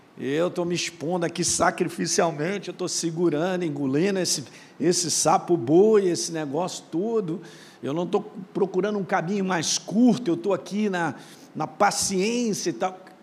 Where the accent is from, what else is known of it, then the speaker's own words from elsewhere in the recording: Minas Gerais, Brazil; moved away; lá em Minas, onde eu nasci